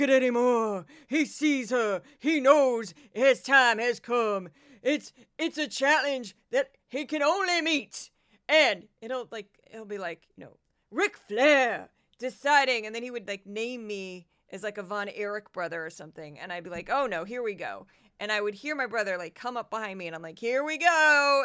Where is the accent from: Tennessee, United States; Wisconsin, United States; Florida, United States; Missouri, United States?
Missouri, United States; I'm from Missouri.